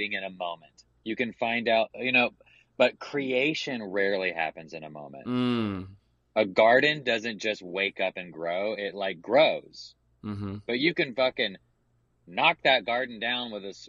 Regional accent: the South, United States; growing up in the South, gay, evangelical

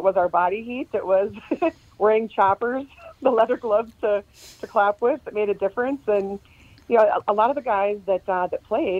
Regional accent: Cloquet, Minnesota, United States; You know, I was raised up in Cloquet, which is a small mill town up by Duluth.

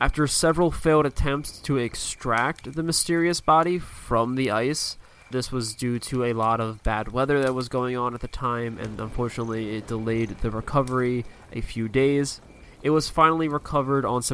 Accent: Pennsylvania, United States; I grew up here on the East Coast in Pennsylvania

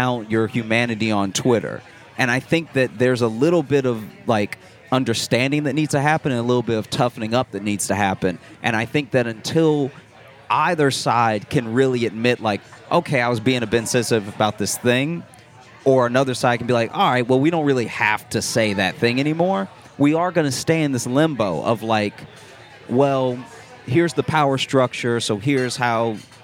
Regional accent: the South, United States; I grew up black in the South

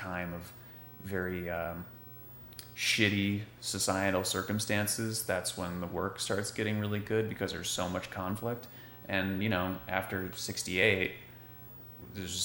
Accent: Michigan, United States; moved away; I'm from Michigan originally.

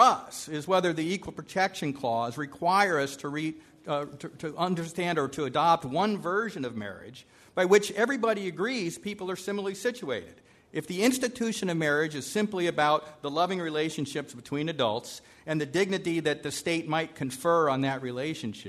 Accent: California, United States; I'm from California

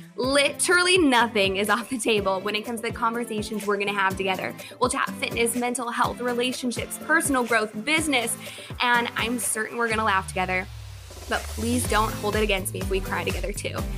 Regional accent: Chicago, Illinois, United States; I'm from Chicago

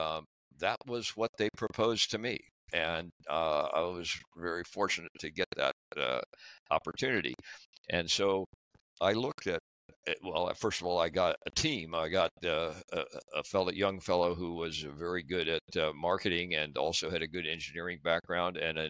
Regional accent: Dayton, Ohio, United States; I grew up in Dayton, Ohio, went to school there

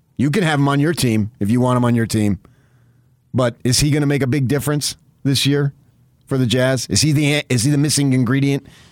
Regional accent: United States; We're American

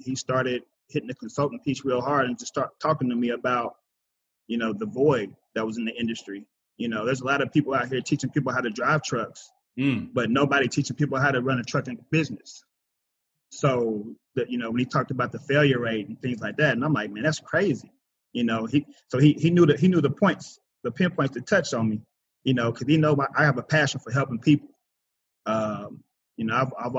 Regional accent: Kansas City, Missouri, United States; I was born and raised in Kansas City, Missouri.

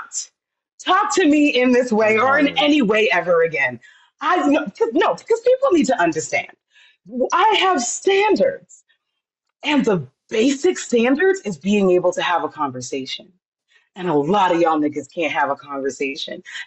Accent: United States; I'm American, but my family's from the Caribbean

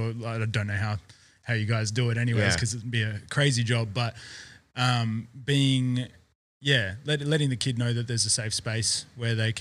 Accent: Perth, Western Australia, Australia; I was born in Balga

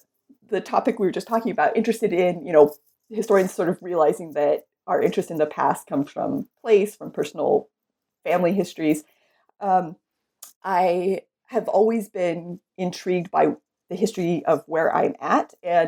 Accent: California, United States; I saw around me where I was living and growing up in California.

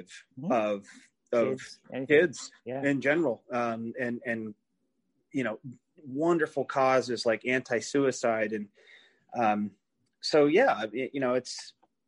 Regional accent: southeast Iowa, United States; moved away; I came from Iowa. I started out in the southeast corner of Iowa.

